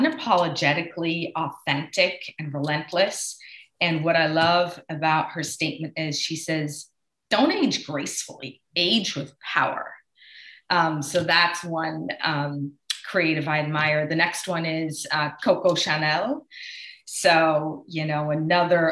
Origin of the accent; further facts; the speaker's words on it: Switzerland; I grew up in Switzerland